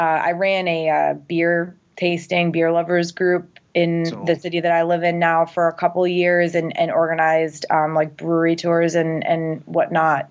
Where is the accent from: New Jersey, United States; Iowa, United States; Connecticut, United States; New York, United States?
Connecticut, United States; moved away; Originally, I'm from Connecticut.